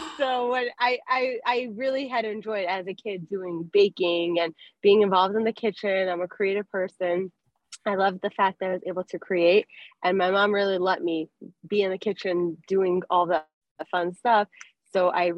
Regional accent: Denver, Colorado, United States; moved away; also born or lived in Miami, Florida / Lakewood, New Jersey; I grew up in Denver, Colorado. Then I moved to Miami.

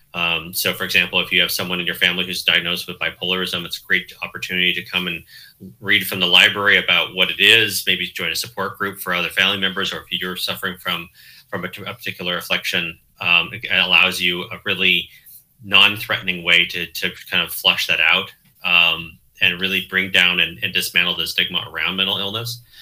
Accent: Southern Oregon, United States; also born or lived in Chicago; now in Eugene, United States; I grew up in Southern Oregon

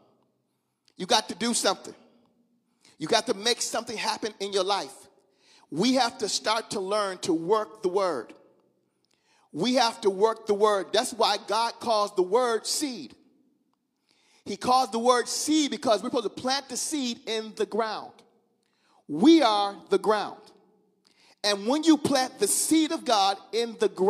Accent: Mississippi, United States; I'm from Mississippi. My mom and them from Mississippi

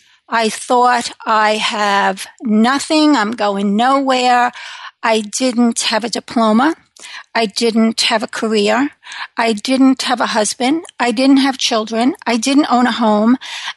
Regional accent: New York, United States; now in Connecticut, United States; So I live in Connecticut with my husband. I am originally from New York.

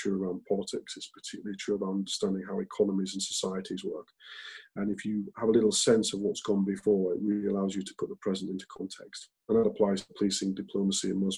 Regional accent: Hull, Yorkshire and the Humber, United Kingdom; moved away; as a kid growing up in Hull and going to state school

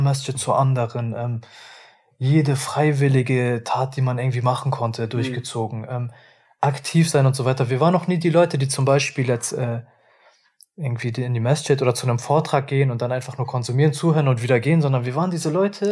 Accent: Hamburg, Germany; ich komme ja aus Hamburg

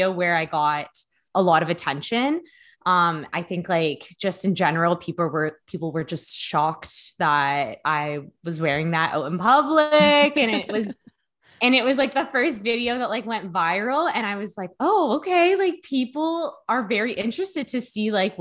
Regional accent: Hamilton, Ontario, Canada; where I grew up in Hamilton

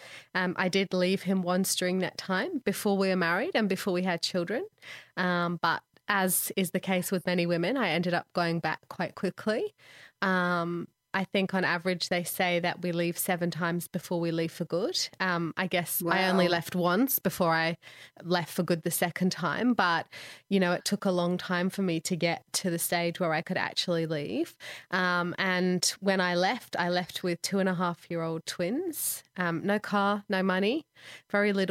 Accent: Manchester, North West England, United Kingdom; moved away as an adult; I grew up in England, mostly in Manchester, a little bit down south

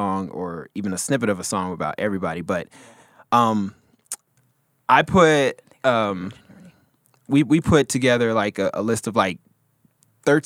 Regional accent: the South, Texas, United States; I'm from the South, and I'm talking about, like, Texas-wise

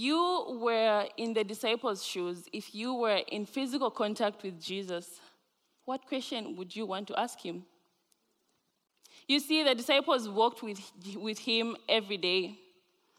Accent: Zambia; now in Grand Rapids, United States; I am originally from Zambia.

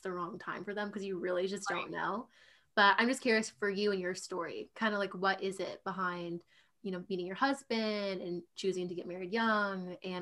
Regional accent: East Coast, United States; I'm from the East Coast

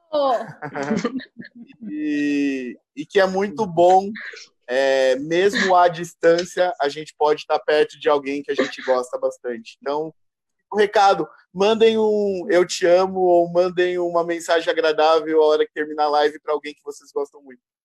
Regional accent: Brazil; somos brasileiros

